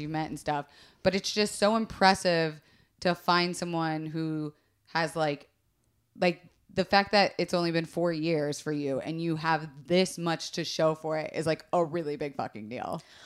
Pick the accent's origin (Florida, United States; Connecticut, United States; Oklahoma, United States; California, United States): Florida, United States; growing up in Florida